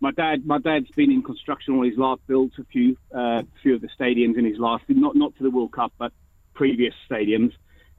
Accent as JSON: {"language": "English", "country": "South Africa", "tie": "born or raised there", "moved": "yes", "lives_now": "United Kingdom", "said": "being a South African born and bred, living in the UK"}